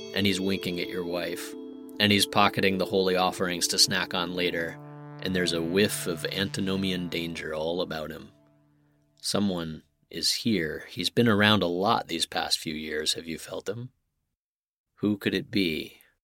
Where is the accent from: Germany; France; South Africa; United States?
United States; Santa Fe, New Mexico; where I grew up in Santa Fe